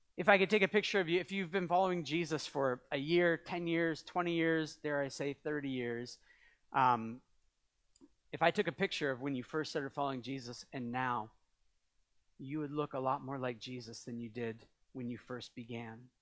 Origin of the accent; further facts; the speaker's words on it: New England, United States; also born or lived in Canada; I'm from New England. Wicked. We say wicked all the time. It comes out sometimes